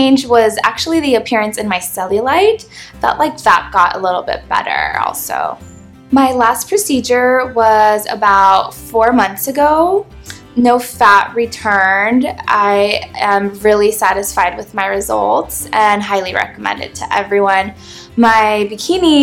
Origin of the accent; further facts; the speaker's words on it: Southern California, United States; Growing up in Southern California